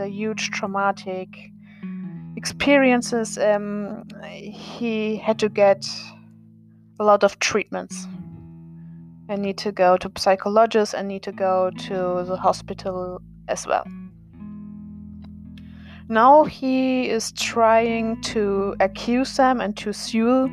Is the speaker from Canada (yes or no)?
no; Germany; born or raised there; English is a second language